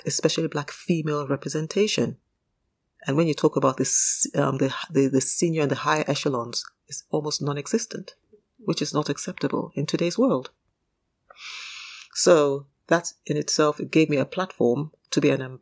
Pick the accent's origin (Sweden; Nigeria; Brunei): Nigeria; moved away as an adult; now in United Kingdom; I grew up in Nigeria. Remember, I spent my formative years in Nigeria, although I was born in the UK.